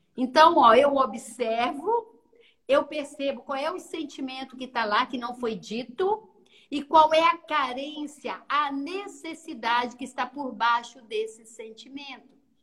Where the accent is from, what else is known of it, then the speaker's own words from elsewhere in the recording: interior of Minas Gerais, Brazil; accent: mineira; moved away as an adult; now in Vitória, Brazil; eu vim da roça, do interior de Minas